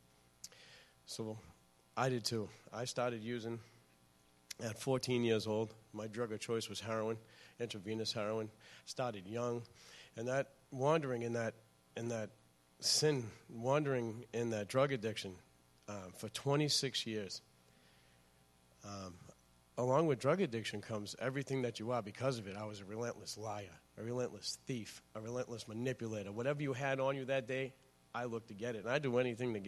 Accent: Lynn, Massachusetts, United States; I'm from Lynn, Massachusetts. I grew up actually all over the North Shore

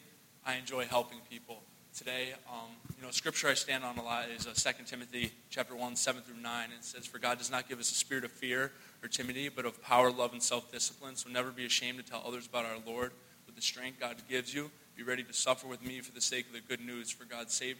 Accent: Hartford, Connecticut, United States; I'm from Hartford, Connecticut.

